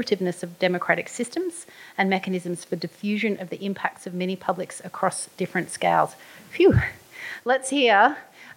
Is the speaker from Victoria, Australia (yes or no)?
no; Queensland, Australia; my home state of Queensland